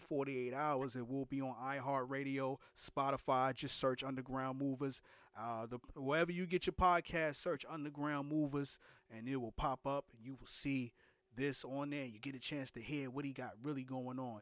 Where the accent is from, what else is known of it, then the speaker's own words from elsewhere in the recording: New York City, New York, United States; I'm from New York City, Brooklyn to be exact.